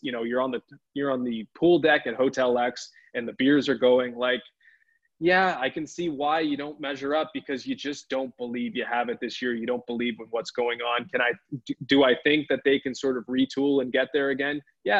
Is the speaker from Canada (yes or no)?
yes; Edmonton, Alberta, Canada; born there; Born and bred in Edmonton. Yep. Well, not bred, but born in Edmonton. So I haven't been back there